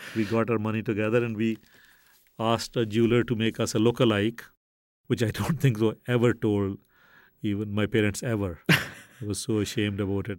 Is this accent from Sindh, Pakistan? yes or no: no; Faisalabad, Punjab, Pakistan; moved away; also born or lived in Brooklyn / Saginaw, Michigan; I was born in Faisalabad, Pakistan, which used to be called Lilpur